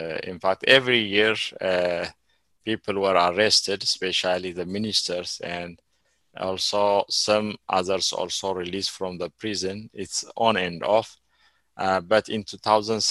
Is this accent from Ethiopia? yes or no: yes; Ethiopia; moved away as an adult; also born or lived in Eritrea / Sudan; I live in Ethiopia more than 40 years. I know Ethiopia, but I don't have a citizenship already. They canceled my citizenship.